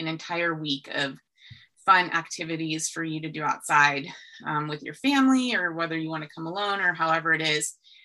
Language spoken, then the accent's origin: English; Whitefish, Montana, United States; moved away as an adult; also born or lived in California; I grew up in Whitefish, Montana. I was born and raised here.